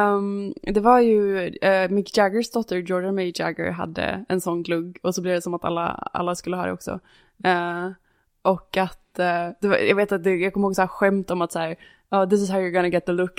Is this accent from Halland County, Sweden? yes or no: yes; Varberg, Halland County, Sweden; moved away; Varberg där jag kommer ifrån